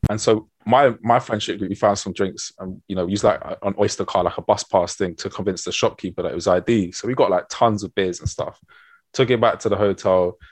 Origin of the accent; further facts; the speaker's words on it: London, United Kingdom; I was born in North London in uh, Camden